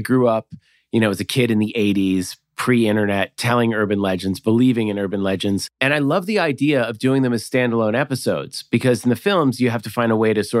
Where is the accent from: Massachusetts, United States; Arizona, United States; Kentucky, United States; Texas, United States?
Massachusetts, United States; Like, yeah, I grew up in outside Boston.